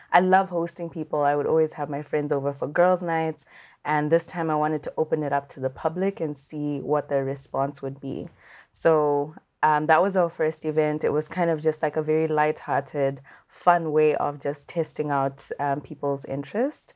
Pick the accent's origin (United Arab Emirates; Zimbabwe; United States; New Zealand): Zimbabwe; I'm from Zimbabwe